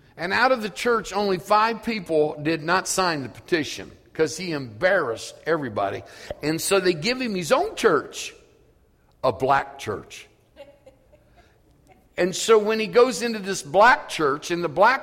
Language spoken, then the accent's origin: English; Elwood, United States; I grew up in Elwood, and I grew up in a community of black people